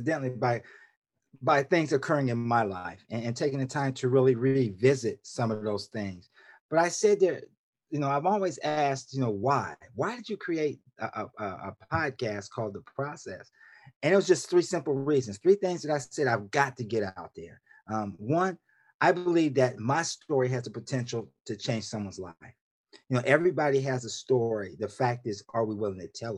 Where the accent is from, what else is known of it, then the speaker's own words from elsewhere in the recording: Columbus, Ohio, United States; moved away as an adult; also born or lived in West Coast / Washington, D.C.; now in Laurel, Maryland, United States; was born and raised in Columbus, Ohio, diehard Buckeye through and through